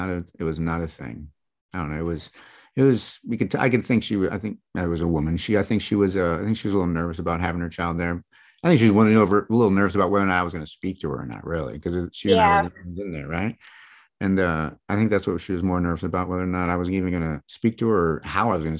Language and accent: English; East Lansing, Michigan, United States; now in Florida, United States; I was born and raised in East Lansing, Michigan